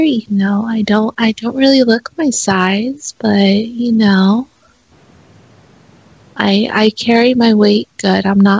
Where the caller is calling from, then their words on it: Nevada, United States; We're calling from Nevada. My sister's on the line, too.